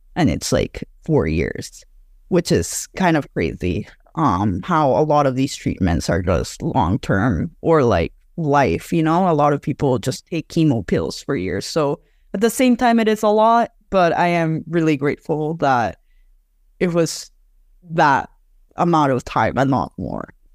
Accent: Mexico City, Mexico; I'm from Mexico City

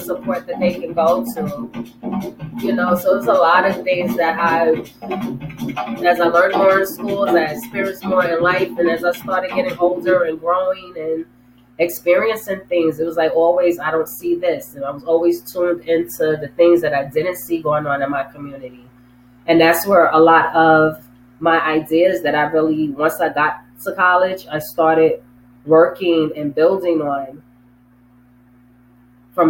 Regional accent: New York City, New York, United States; when I was a kid, and I was, you know, in the Bronx, you know, growing up in the Bronx

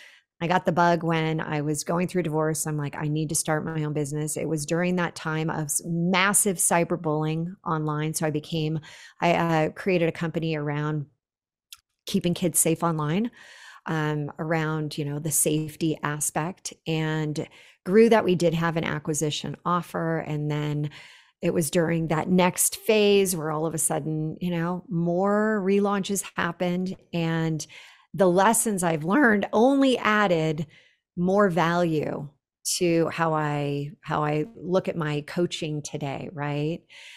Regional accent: Silicon Valley, California, United States; I grew up in the Silicon Valley. It was a definitely a man's world.

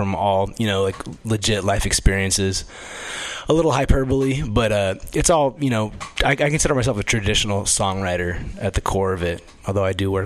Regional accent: Los Angeles, California, United States; moved away; I come from Los Angeles originally

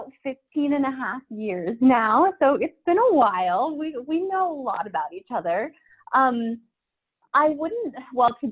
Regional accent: Arizona, United States; I grew up in Arizona

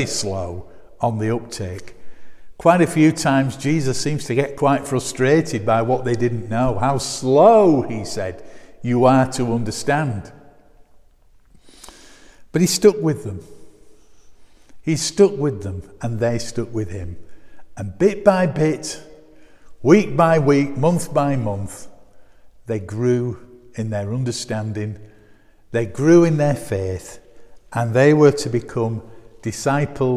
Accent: Bradford, Yorkshire and the Humber, United Kingdom; I'm from Bradford

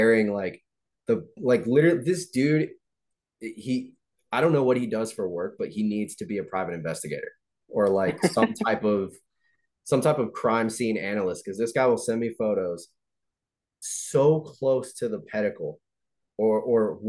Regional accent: Illinois, United States; moved away; also born or lived in the South; growing up in Illinois, me and my dad would go out to this game preserve by the house

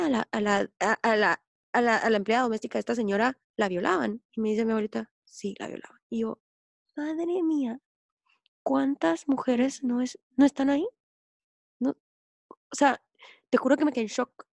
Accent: Guatemala; nosotros somos guatemaltecos

